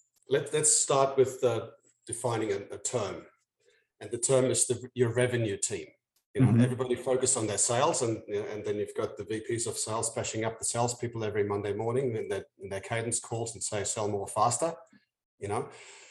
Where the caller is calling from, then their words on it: Sydney, New South Wales, Australia; No, I'm from slightly out of town. I'm in Sydney, in Australia, in Down Under.